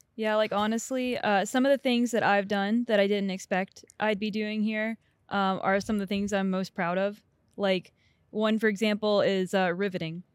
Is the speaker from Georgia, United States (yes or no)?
yes; Atlanta, Georgia, United States; I'm from Atlanta